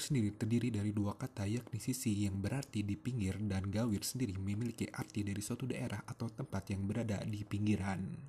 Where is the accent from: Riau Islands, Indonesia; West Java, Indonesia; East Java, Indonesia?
West Java, Indonesia; Bandung; kita para personil berasal dari kota Bandung, Jawa Barat